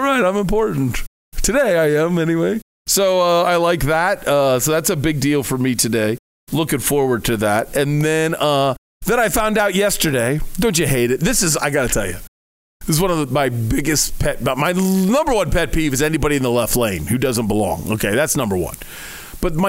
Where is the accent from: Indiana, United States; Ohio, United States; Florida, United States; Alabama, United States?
Ohio, United States; now in Arizona, United States; I'm from Ohio